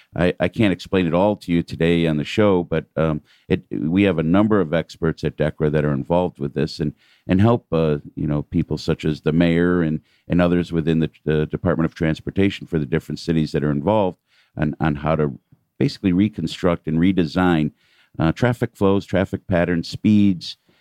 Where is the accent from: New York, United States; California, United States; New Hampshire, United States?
New York, United States; New York City; moved away as an adult; now in Atlanta, United States; being a New Yorker, we tend to think, uh, us New Yorkers